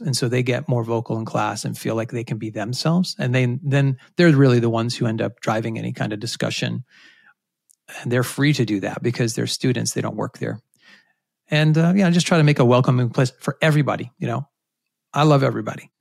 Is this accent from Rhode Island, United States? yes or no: yes; Rhode Island, United States; I grew up in Rhode Island, which is a place where not many people are from, but I had a great childhood there